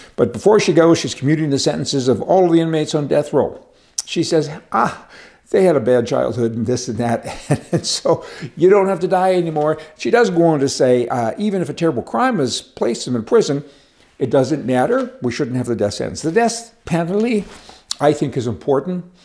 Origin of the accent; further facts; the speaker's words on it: Canada; now in United States; I'm a Canadian. I worked really hard to get my resident status in the U.S.